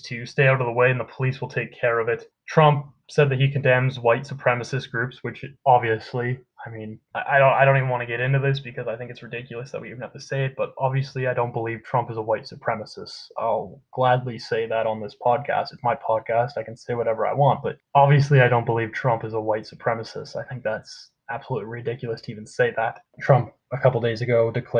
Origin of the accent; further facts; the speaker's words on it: Canada; I'm Canadian